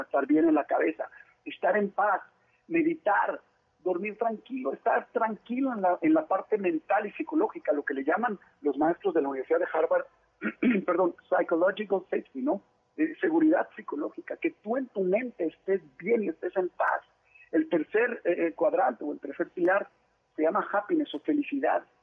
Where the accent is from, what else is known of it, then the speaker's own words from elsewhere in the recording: Monterrey, Nuevo León, Mexico; also born or lived in Mexico City; yo nací en Ciudad de México, me fui a vivir a Monterrey muy chiquito